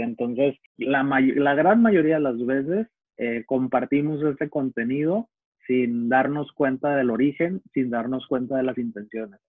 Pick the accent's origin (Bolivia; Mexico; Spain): Mexico; Navolato, Sinaloa; en el puerto de Altata, en Navolato, de donde soy